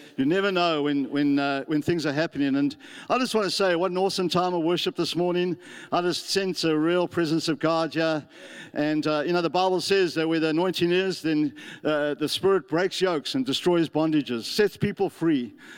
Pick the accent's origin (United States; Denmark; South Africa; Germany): South Africa; moved away as an adult; now in New Zealand; I come from South Africa